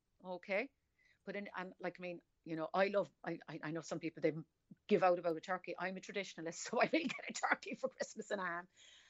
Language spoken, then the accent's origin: English; Cork, Munster, Ireland; accent: Cork; I am. I'm from Cork City.